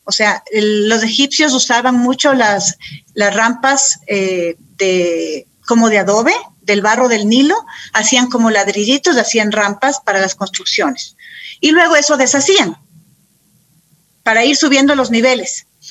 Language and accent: Spanish; Quito, Pichincha, Ecuador; soy quiteña, mis papás, mis papás también.